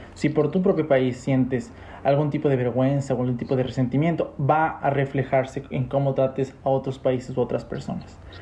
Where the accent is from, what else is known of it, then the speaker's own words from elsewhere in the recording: Ecuador; nosotros de Ecuador